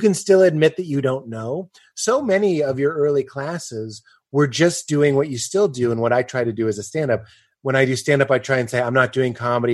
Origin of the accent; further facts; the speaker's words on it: Boston, Massachusetts, United States; growing up in the Boston area